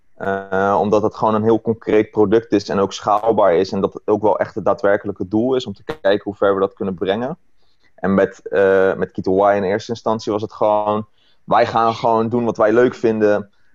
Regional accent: Rotterdam, South Holland, Netherlands; now in Maasluis, Netherlands; woon in Maasluis, geboren in Rotterdam

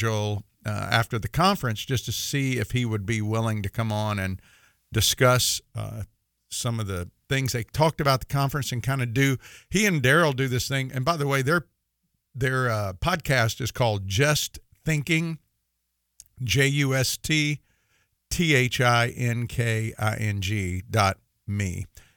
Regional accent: Mississippi, United States; I say Thursday because I'm from Mississippi, and I kind of say it funny

